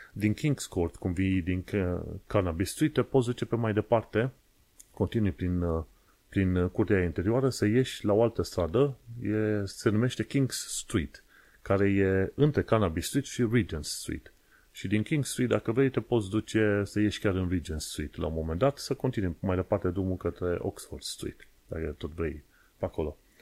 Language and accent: Romanian; Romania; now in London, United Kingdom; ca român